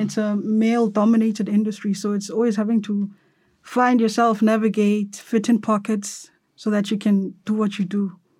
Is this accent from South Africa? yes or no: yes; Cape Town, Western Cape, South Africa; now in Johannesburg, South Africa; here in Johannesburg, 'cause I'm from Cape Town